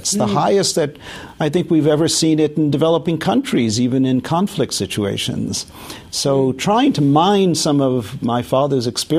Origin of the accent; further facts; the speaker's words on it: New York, United States; I was born in New York, in Brooklyn.